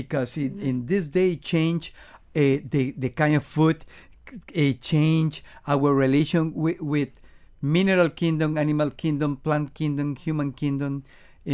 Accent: Venezuela; English is a second language; moved away as an adult; now in Miami, United States; We are from Venezuela, okay. And we learn and grow in Venezuela in the musical scene.

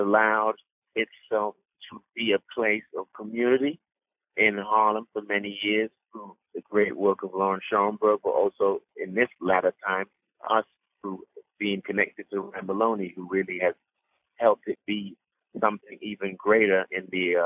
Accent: London, United Kingdom; moved away as an adult; also born or lived in Sierra Leone; now in New York, United States; I was born in Sierra Leone and raised in London

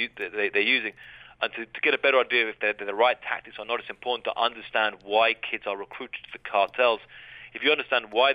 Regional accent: Brighton, South East England, United Kingdom; moved away as an adult; now in Mexico; growing up in Brighton.

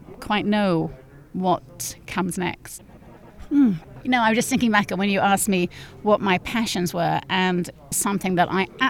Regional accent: North West England, United Kingdom; moved away as an adult; in this one medium-sized town in the northwest of England

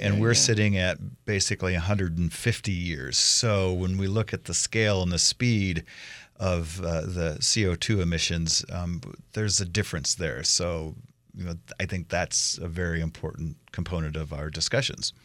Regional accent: Iowa, United States; now in Idaho, United States; I grew up in Iowa

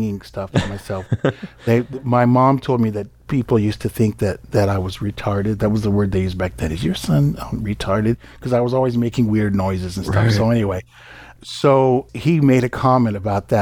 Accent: Palo Alto, California, United States; I grew up in Palo Alto, California

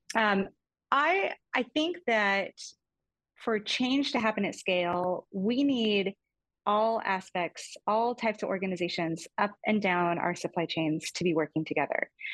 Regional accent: Fairbanks, Alaska, United States; moved away; I grew up in Fairbanks, Alaska. My mom went to Alaska shortly after I was born

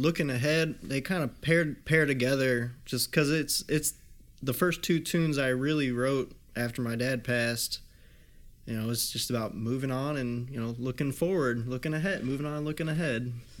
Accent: Belleville, Illinois, United States; now in DeKalb, United States; I'm from Belleville, Illinois, which is about 20 minutes away from St. Louis.

